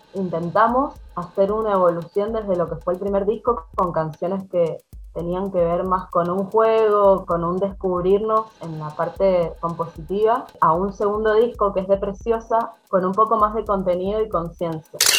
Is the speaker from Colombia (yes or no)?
no; Mendoza, Argentina; Nosotros somos las Sex de Mendoza